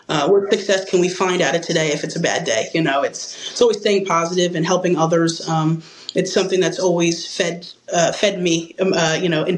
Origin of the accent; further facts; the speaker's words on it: near the Philadelphia area, New Jersey, United States; moved away as an adult; now in Myrtle Beach, United States; small town like where I grew up in New Jersey